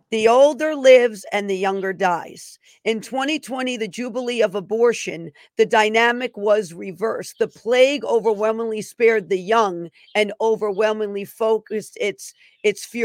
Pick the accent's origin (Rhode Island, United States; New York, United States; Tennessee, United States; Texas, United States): New York, United States; And I'm from I'm from New York too.